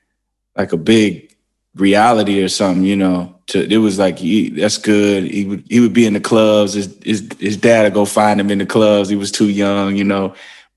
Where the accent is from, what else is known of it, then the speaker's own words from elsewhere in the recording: Wisconsin, United States; born there; also born or lived in Wyoming / Arkansas / Atlanta / Memphis; I lived all over the place. Like I was born in Wisconsin, then I moved to Wyoming, then Arkansas, then Atlanta, then Memphis, then Michigan.